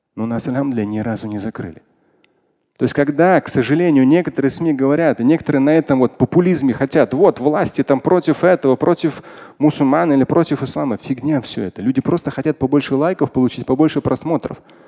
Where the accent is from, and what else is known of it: Moscow, Russia